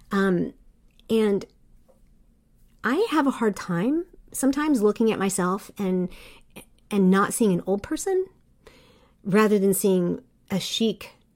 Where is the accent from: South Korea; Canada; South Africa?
South Korea; I grew up overseas in Korea and as a white person, I was a minority